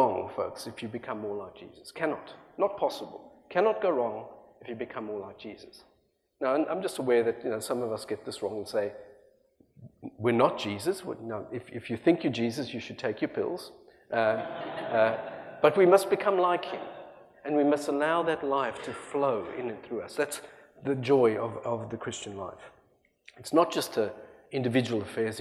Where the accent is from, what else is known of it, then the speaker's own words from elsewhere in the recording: South Africa; also born or lived in Australia; now in United States; I left a country that I love that adopted me as a South African trying to get out of apartheid South Africa